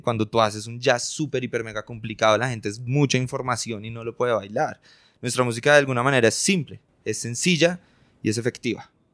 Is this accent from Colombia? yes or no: yes; Colombia; nosotros somos colombianos